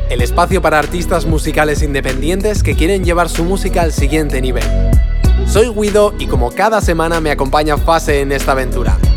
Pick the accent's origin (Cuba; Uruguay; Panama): Cuba; Claro, como yo estoy, soy de Cuba, se le llamo grupos.